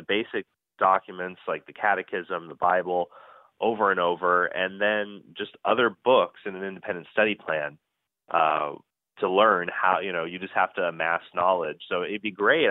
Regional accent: Phoenix, Arizona, United States; also born or lived in Kansas; in my hometown of Phoenix

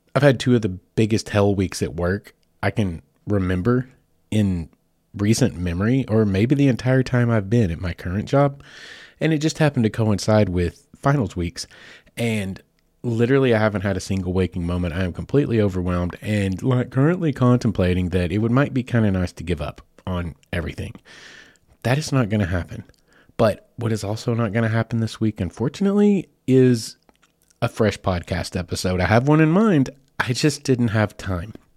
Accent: Southeast Oklahoma, United States; moved away as an adult; now in Arkansas, United States; my home state is Oklahoma. I've lived in Arkansas for twenty years. Spent the first twenty years in Oklahoma, just across the line

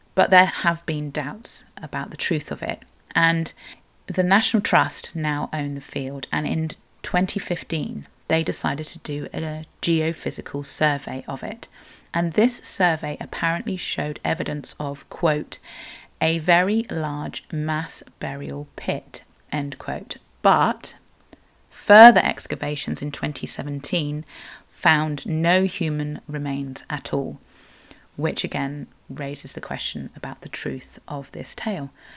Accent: Cornwall, South West England, United Kingdom; I'm a Cornish writer, blogger and sometimes podcaster

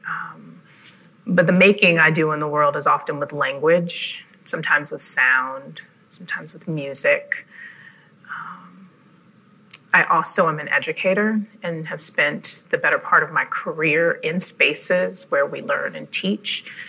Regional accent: Cleveland, Ohio, United States; I'm originally from Cleveland and grew up with a very rich art education

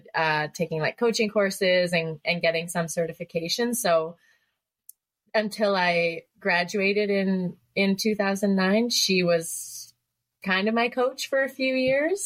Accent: Canada; also born or lived in Northern Ontario / Canmore, Alberta; I'm a Canadian biathlete based out of Canmore, Alberta. I've been on the senior national team for about 8 years and living and training in Canmore since 2010. And I started just cross-country skiing with my family when we lived in Northern Ontario

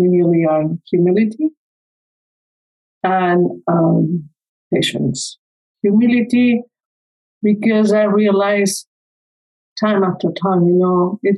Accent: Spain; English is a second language; moved away as an adult; I grew up in Spain. I came here when I was 25. So even English is not my first language, as you can tell.

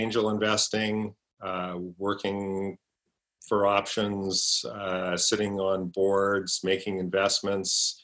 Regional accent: Edmonton, Alberta, Canada; moved away as an adult; now in Vancouver, Canada; I grew up in Edmonton

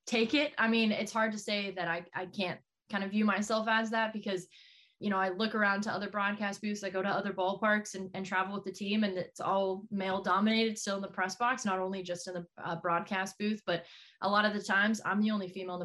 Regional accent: Texas, United States; moved away as an adult; now in Portland, United States; I grew up in Texas. I did not grow up in the Northeast.

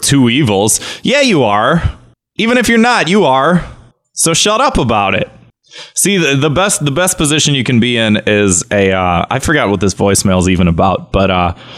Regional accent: Midwest, United States; I'm from the Midwest, okay? We pronounce everything wrong.

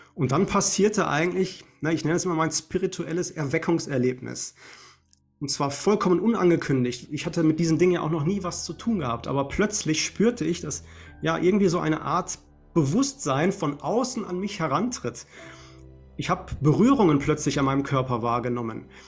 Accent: Essen, North Rhine-Westphalia, Germany; hier in meiner Heimatstadt in Essen

